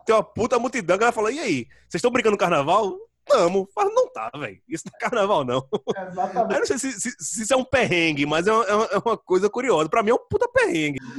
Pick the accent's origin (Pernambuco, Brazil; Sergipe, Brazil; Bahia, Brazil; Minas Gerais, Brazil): Pernambuco, Brazil; Jaboatão dos Guararapes; moved away as an adult; also born or lived in Recife; now in São Paulo, Brazil; eu sou de Candeias, nasci em Candeias, quase na beira da praia, né? Minha mãe mora pertíssimo da praia